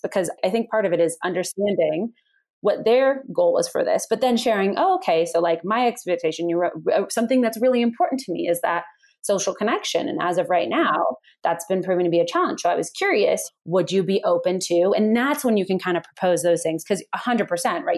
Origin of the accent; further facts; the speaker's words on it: Bay Area, California, United States; moved away as an adult; also born or lived in San Francisco; now in Colorado, United States; I grew up in the Bay Area